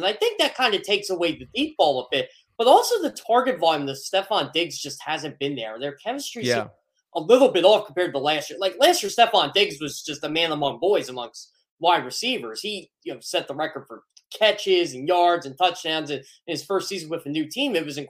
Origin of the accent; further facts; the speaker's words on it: Philadelphia, Pennsylvania, United States; I'm from Philadelphia.